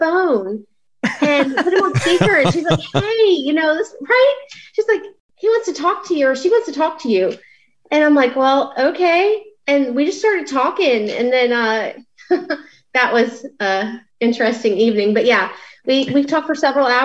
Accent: Chesterfield County, Virginia, United States; I'm actually a neighboring county. I'm from Chesterfield

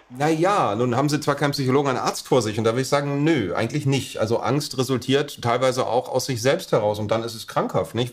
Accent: Berlin, Germany; Als Deutscher bin ich natürlich in erster Linie ein Berliner

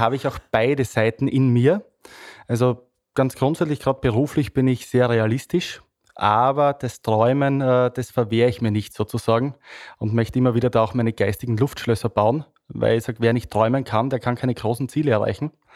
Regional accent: Styria, Austria; bin stolzer Steirer, äh, bin da wirklich sehr stolz auf meine Herkunft

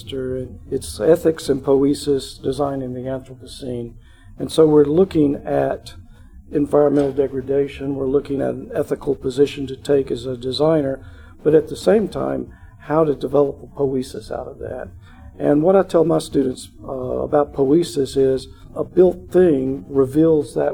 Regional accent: Memphis, Tennessee, United States; I grew up in Memphis.

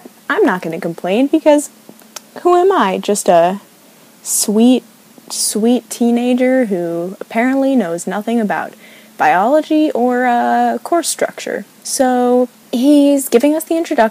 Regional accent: New York, United States; moved away as an adult; now in Oregon, United States; I'm in Oregon, and honestly, I'm from New York

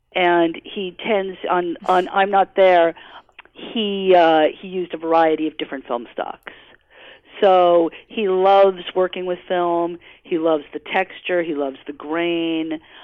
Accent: New York City, New York, United States; also born or lived in Providence, Rhode Island; I grew up in Manhattan

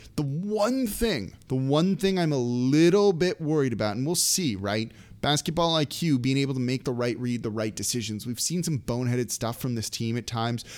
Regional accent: Los Angeles, California, United States; moved away; I'm from Los Angeles originally, so it's like kind of ingrained in me

